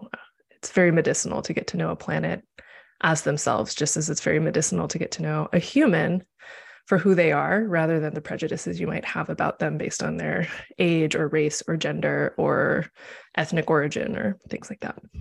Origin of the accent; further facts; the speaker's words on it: Missouri, United States; moved away as an adult; also born or lived in Nebraska / Chicago, Illinois; now in Los Angeles, United States; I was born in Nebraska and I finished being a kid in Missouri. And then I went to college in Chicago and stayed there for a decade